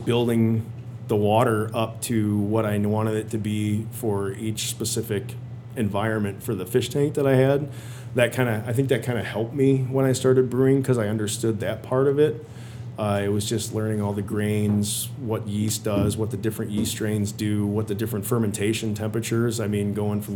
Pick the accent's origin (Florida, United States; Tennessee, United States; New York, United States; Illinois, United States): Illinois, United States; I grew up in Illinois, so I was out of Illinois